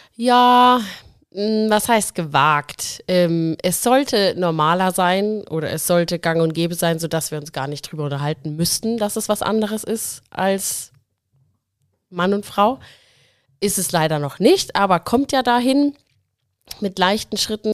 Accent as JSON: {"language": "German", "area": "Nuremberg area", "region": "Bavaria", "country": "Germany", "moved": "yes", "said": "wohne jetzt wieder in Nürnberg, komme auch hier aus der Gegend"}